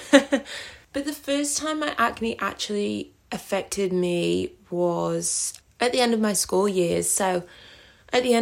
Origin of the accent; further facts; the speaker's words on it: East Midlands, United Kingdom; now in Australia; I am originally from Derbyshire in the UK, but I currently live in the Northern Territory in Australia.